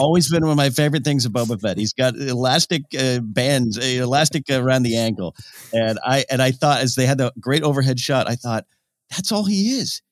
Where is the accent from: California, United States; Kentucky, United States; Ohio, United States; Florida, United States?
California, United States; Pismo Beach; I grew up in Pismo Beach, I was playing on the sand dunes